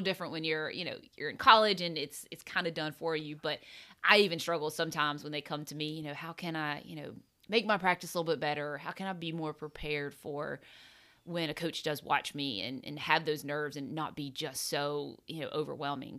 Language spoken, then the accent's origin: English; South Carolina, United States; playing junior golf growing up in South Carolina